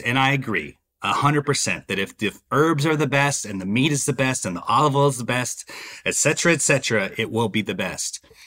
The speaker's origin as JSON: {"language": "English", "town": "Dallas", "region": "Texas", "country": "United States", "tie": "born or raised there", "also_born_or_lived": "Savannah", "moved": "as an adult", "lives_now": "Atlanta, United States", "said": "I'm from Dallas, Texas. Uh, I grew up, uh, you know, the youngest, uh, uh, uh, the youngest boy in a Mexican-American family"}